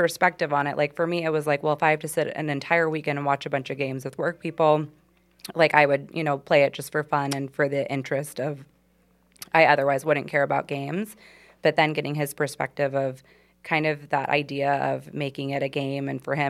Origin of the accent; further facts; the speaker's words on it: Southern California, United States; now in Charlotte, United States; Growing up in Southern California